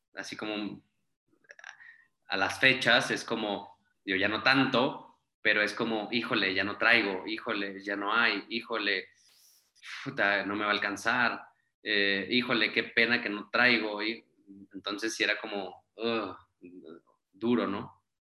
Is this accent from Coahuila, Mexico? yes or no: yes; Saltillo, Coahuila, Mexico; moved away as an adult; now in Mexico City, Mexico; soy de Saltillo, Coahuila, eh, tengo ya viviendo en la Ciudad de México cinco años